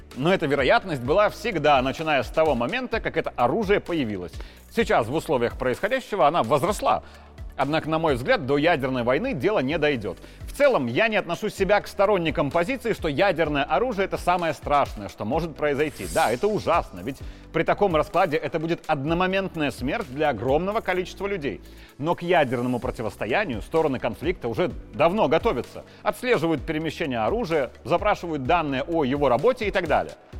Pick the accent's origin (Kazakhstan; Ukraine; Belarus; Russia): Belarus; мы, белорусы